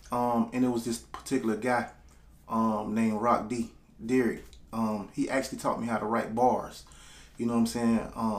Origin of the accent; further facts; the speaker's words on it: Panama City, Florida, United States; I'm from Panama City, Florida. Small town between Tallahassee and Pensacola.